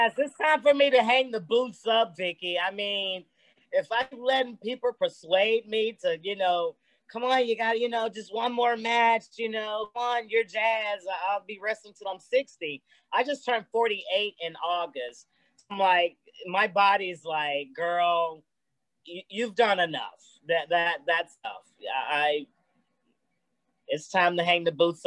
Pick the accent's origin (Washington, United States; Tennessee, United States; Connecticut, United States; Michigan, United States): Tennessee, United States; Memphis; growing up in Memphis, I watched Memphis wrestling all the time